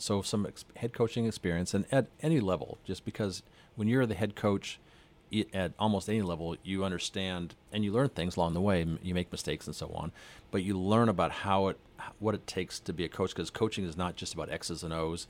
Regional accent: north of Edmonton, Alberta, Canada; moved away as an adult; also born or lived in Calgary, Alberta; now in San Marcos, United States; I grew up north of Edmonton

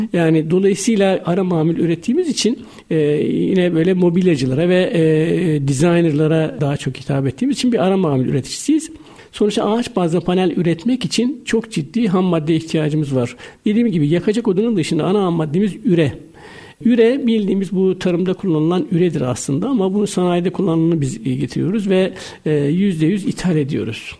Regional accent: Karamürsel, Kocaeli, Turkey; Ben Karamürsel Kocaeli doğumluyum.

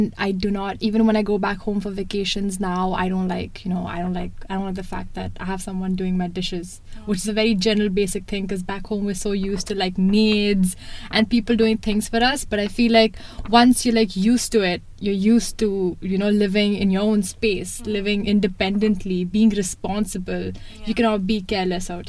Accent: Mumbai, Maharashtra, India; moved away as an adult; now in Toronto, Canada; This is my fourth year in Canada. I come from India, Bombay, one of the biggest metropolitan cities in India

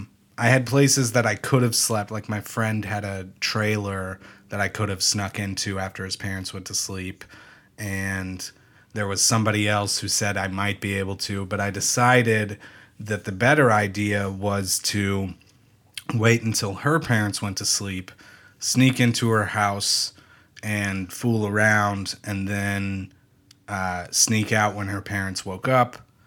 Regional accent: Wyoming, Ohio, United States; Sorry, I'm from Wyoming, Ohio, not Wyoming, the state. Wyoming, Ohio is in America.

